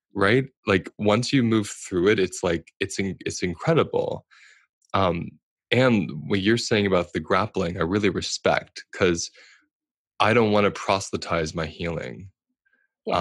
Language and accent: English; United States; I'm speaking as an American.